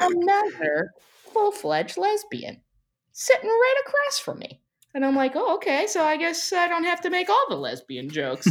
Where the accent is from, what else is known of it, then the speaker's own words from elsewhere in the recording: United States; I'm pretty American